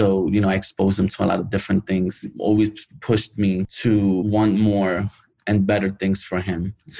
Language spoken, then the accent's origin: English; New York City, New York, United States; Me growing up in the Bronx